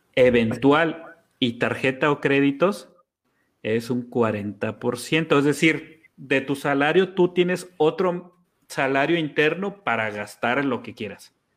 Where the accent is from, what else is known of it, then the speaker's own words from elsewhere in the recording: Mexico; soy mexicano